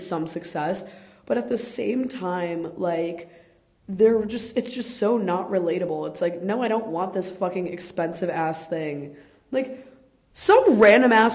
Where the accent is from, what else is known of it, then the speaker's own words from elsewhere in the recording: Chicago area, Illinois, United States; the fashion outlets of Chicago. And, like, that is, like, the mall, the outlet mall by me. And it's, like, right by my house